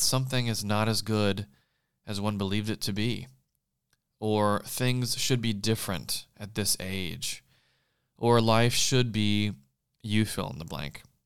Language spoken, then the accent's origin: English; South Carolina, United States; moved away as an adult; now in Los Angeles, United States; leaving everything I knew where I grew up in South Carolina and making the two thousand plus mile trip to California almost ten years ago